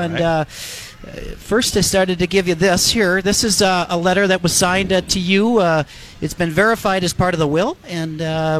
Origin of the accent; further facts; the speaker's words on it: Indiana, United States; I'm from Indiana.